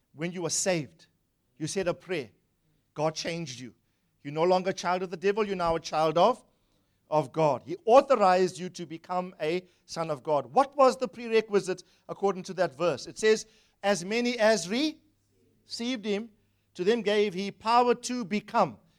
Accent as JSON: {"language": "English", "town": "Durban", "region": "KwaZulu-Natal", "country": "South Africa", "tie": "born or raised there", "said": "Grew up in Wentworth, Durban, South Africa"}